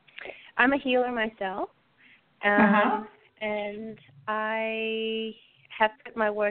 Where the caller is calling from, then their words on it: Texas, United States; I'm calling from Texas.